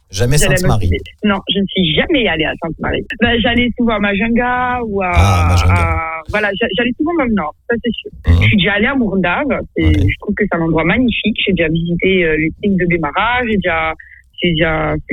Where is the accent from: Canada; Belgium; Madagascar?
Madagascar; now in France; c'est pas parce que je suis partie en France et que je ne reviens que Madagascar que je ne pense pas forcément, euh, je ne pense pas forcément à mon pays.